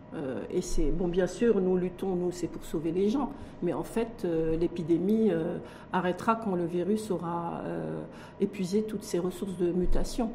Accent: Morocco; chez nous au Maroc

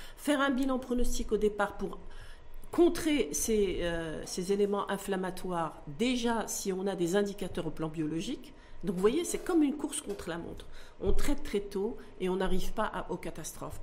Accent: Morocco; chez nous au Maroc

